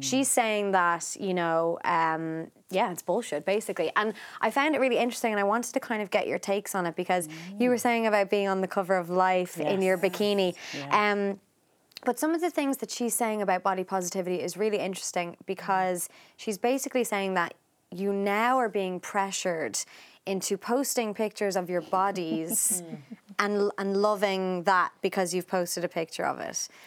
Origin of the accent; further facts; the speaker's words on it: Ireland; growing up in Ireland